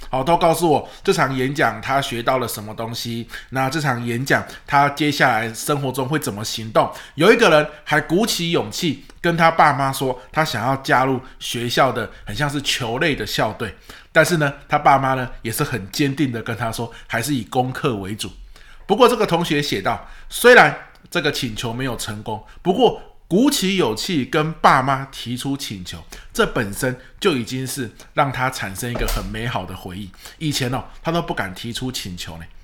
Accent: Pingtung County, Taiwan; moved away; 因为屏东是我的故乡嘛

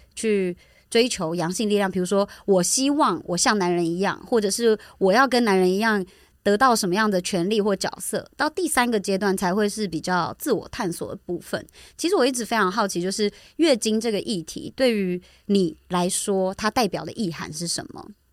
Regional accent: Taichung, Taiwan; 回应到我前阵子回，回家，就我是台中人

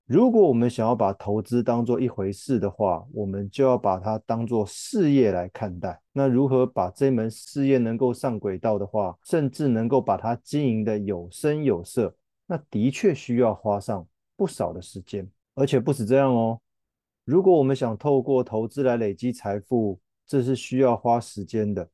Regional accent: Taiwan; 我们台湾人熟悉的指数型基金

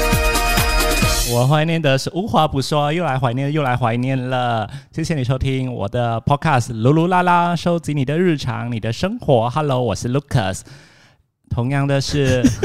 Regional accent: Alor Setar, Kedah, Malaysia; 我们都是来自阿拉斯加的一个名校，叫吉华

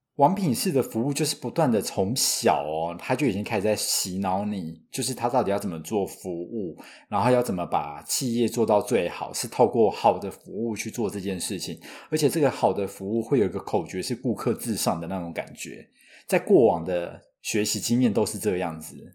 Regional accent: Taiwan; 我是土生土长没离开过亚洲，超 local 的

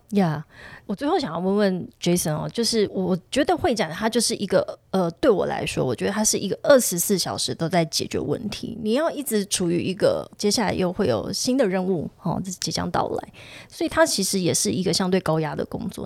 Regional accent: southern Taiwan, Taiwan; 因为我们是南部

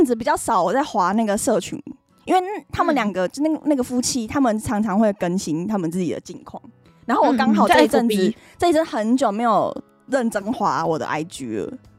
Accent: Taiwan; moved away as an adult; now in Japan; 我们是一起来自外地努力的台湾人，

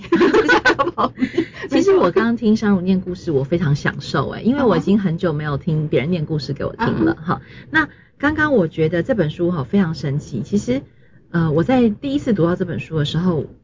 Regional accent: Taiwan; 跟我们台湾人觉得可爱

